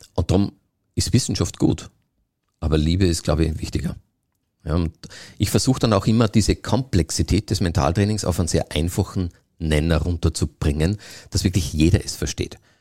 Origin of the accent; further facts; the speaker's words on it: Austria; bei uns in Österreich